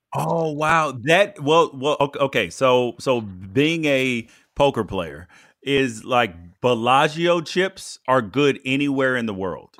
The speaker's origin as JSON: {"language": "English", "town": "Memphis", "region": "Tennessee", "country": "United States", "tie": "born or raised there", "also_born_or_lived": "Jacksonville", "moved": "yes", "said": "I was born in Memphis. I've lived in Jacksonville"}